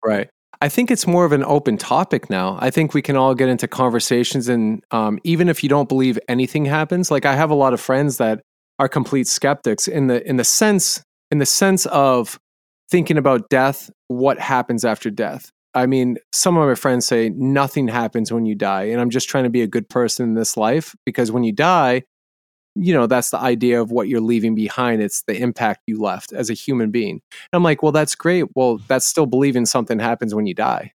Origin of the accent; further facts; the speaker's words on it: New Hampshire, United States; I was in New Hampshire, I grew up in New England